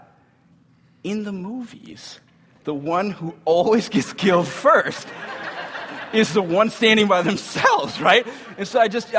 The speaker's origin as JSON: {"language": "English", "town": "Cambridge", "region": "Minnesota", "country": "United States", "tie": "born or raised there", "said": "I grew up in Cambridge, Minnesota"}